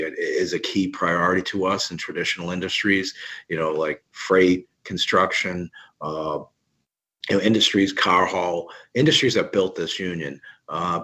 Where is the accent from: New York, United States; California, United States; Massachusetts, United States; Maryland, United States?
Massachusetts, United States; Boston; being a Bostonian and coming from Boston